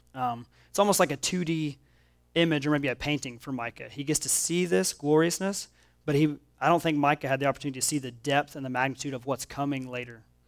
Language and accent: English; Oklahoma, United States; now in Missouri, United States; I grew up in Oklahoma, and I live here in Missouri